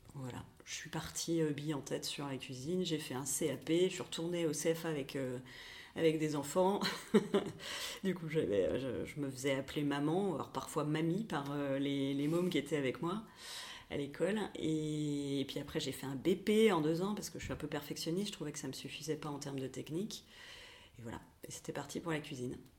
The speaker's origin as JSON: {"language": "French", "town": "Pantin", "region": "Île-de-France", "country": "France", "tie": "born or raised there", "moved": "yes", "lives_now": "Nantes, France", "said": "j'ai grandi euh, à Pantin, dans le 93."}